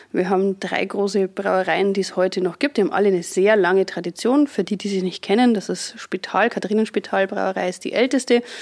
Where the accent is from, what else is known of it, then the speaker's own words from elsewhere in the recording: Bavaria, Germany; now in Regensburg, Germany; Ich komme ursprünglich aus der Oberpfalz, bin jetzt aber auch schon gut 16 Jahre in Regensburg, wie so viele hier zum Studium hergekommen und dann einfach hängen geblieben